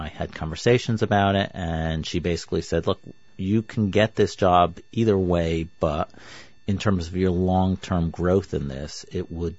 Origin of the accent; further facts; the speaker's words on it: New York, United States; I grew up in New York